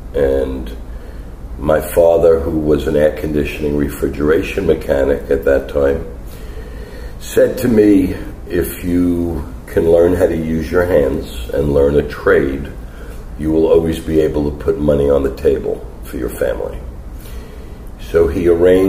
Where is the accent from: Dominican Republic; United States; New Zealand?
United States; New York City, New York; moved away as an adult; also born or lived in Miami Beach, Florida; now in Miami, United States; Born and raised in Queens, in Forest Hills